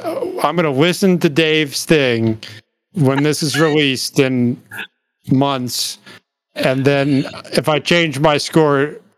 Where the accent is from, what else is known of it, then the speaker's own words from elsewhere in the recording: Baltimore, Maryland, United States; We're from Baltimore.